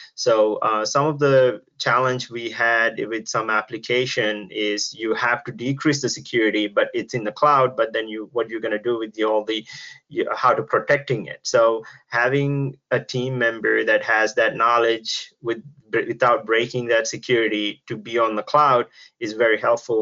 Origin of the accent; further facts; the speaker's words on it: Sri Lanka; now in United States; I'm actually originally from Sri Lanka. Uh, now I'm living in US